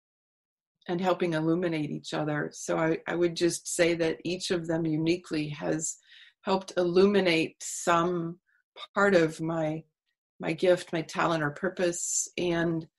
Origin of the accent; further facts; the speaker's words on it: Texas, United States; I grew up in Texas